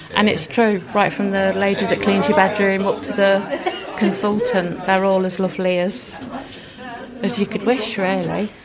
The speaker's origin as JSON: {"language": "English", "town": "Hinckley", "region": "East Midlands", "country": "United Kingdom", "said": "Hinckley in Leicestershire"}